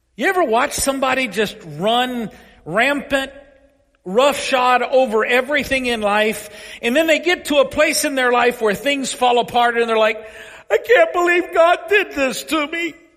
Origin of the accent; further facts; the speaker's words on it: Paris, Kentucky, United States; my hometown of Paris, Kentucky